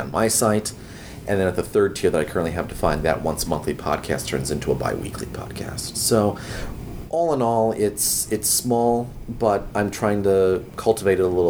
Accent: Chicago, Illinois, United States; my hometown in Chicago

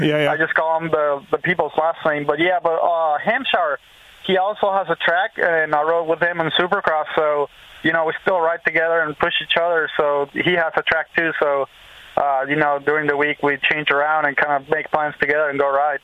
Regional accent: Venezuela; moved away as an adult; also born or lived in Florida; now in United States; I'm Venezuelan too

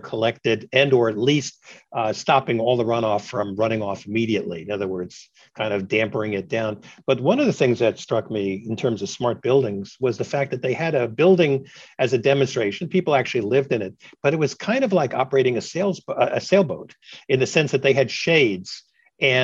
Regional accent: New York City, New York, United States; now in Alexandria, United States; growing up in New York City and even here in Northern Virginia, where I now live

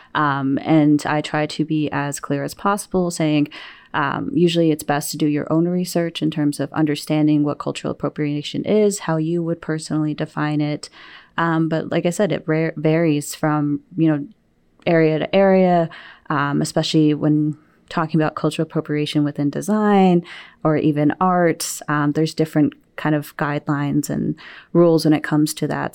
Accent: New Mexico, United States; now in Wisconsin, United States; leaving my home state of New Mexico

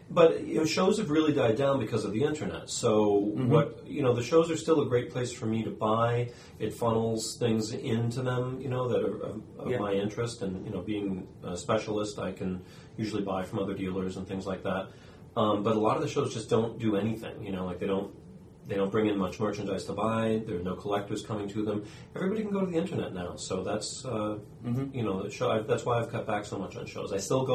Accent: New Hampshire, United States; I moved around a bit, but most of my life in New Hampshire. I just live a little further away in southern New Hampshire, Plastow, New Hampshire.

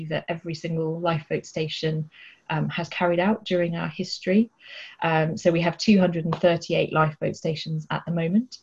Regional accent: Dorset, South West England, United Kingdom; I'm from Dorset and we're based in Poole in Dorset

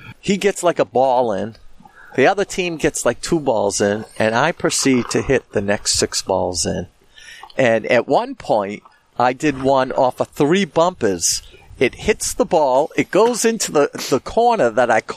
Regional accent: Boston, Massachusetts, United States; the Boston area

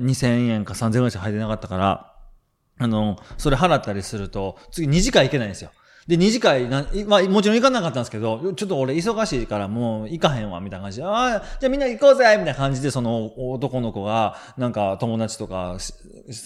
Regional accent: Kansai, Japan; 僕関西人なんで

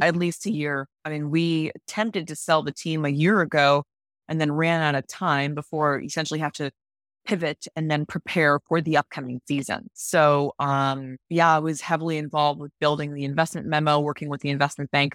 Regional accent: Cleveland, Ohio, United States; moved away; I'm originally from Cleveland, Ohio, and Cleveland is a very strong, um, sports town. And so I grew up going to Browns games

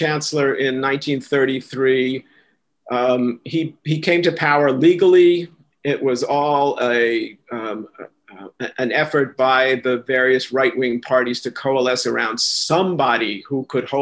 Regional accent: New York City, New York, United States; first language German; English is a second language; I grew up in New York City in Washington Heights section

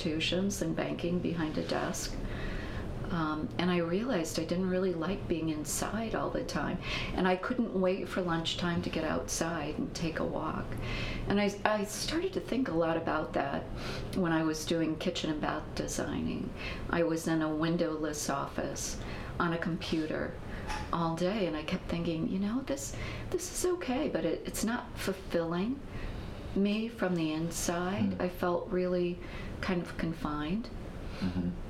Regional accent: New Jersey, United States; I grew up in the East in New Jersey in a very small town

